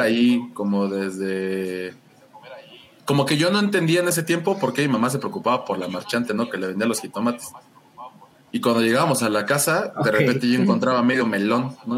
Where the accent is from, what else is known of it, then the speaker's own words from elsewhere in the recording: Mexico; como todo niño mexicano